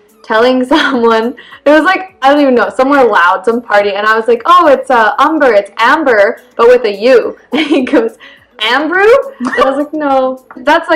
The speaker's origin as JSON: {"language": "English", "country": "Canada", "tie": "born or raised there", "said": "we were not born in Pakistan. We were born in Canada"}